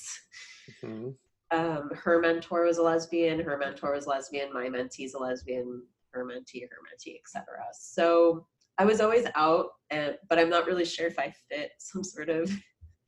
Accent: New York, United States; I grew up in New York, very diverse place, middle class town

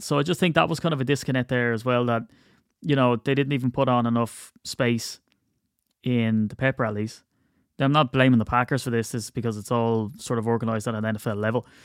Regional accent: Ireland; I'm Irish

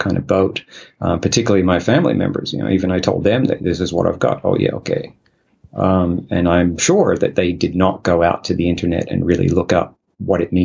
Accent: Australia; moved away as an adult; now in South Korea; I am from Australia, so you could say that. But, right now, actually, I'm living in Korea

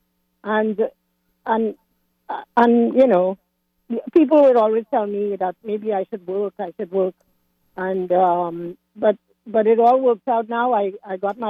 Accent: Trinidad & Tobago; also born or lived in Washington area, United States; now in Washington, United States; originally I'm from Trinidad

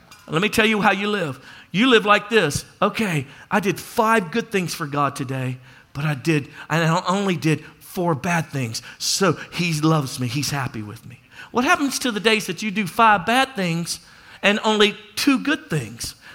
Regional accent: Louisiana, United States; I'm from Louisiana. And I've been out on the water my whole life

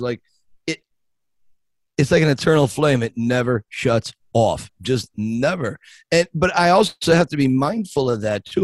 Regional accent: Scranton, Pennsylvania, United States; I grew up in a little town north of Philadelphia, Scranton, Pennsylvania

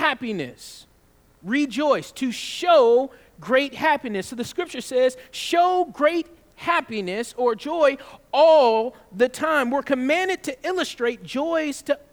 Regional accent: the South, United States; I'm from the South

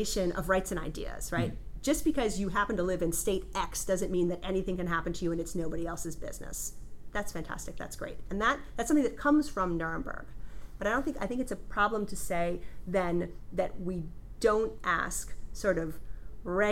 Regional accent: United States; moved away as an adult; also born or lived in Denmark; now in France; I'm from the United States

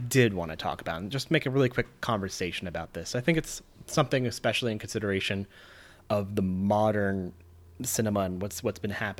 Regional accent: Nevada, United States; I'm from Nevada.

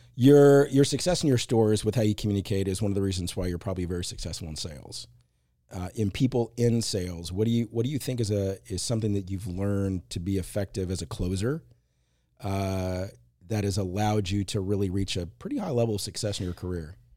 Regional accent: Marshall, Texas, United States; moved away; two in Marshall where I grew up

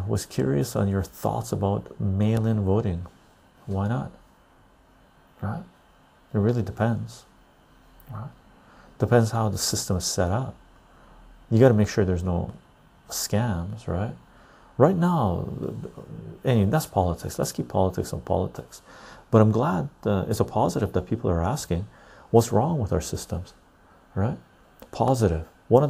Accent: Liverpool, North West England, United Kingdom; I'm half Irish, grew up in Liverpool.

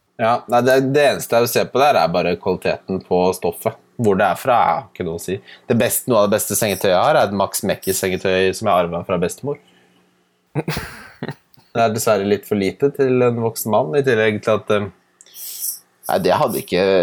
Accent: Ski, Akershus, Norway; da jeg vokste opp i Ski

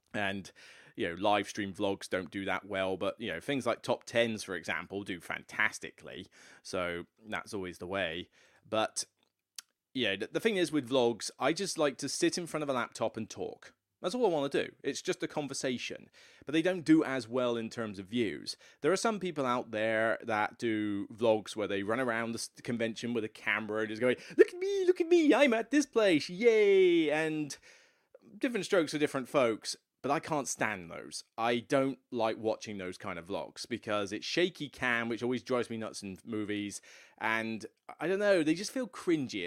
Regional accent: Taunton, South West England, United Kingdom; moved away; my hometown of Taunton, which, um, as much as I came from Taunton

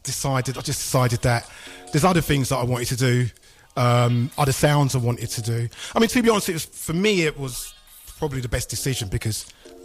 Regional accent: Luton, East of England, United Kingdom; moved away as an adult; also born or lived in London; I'm originally from Luton.

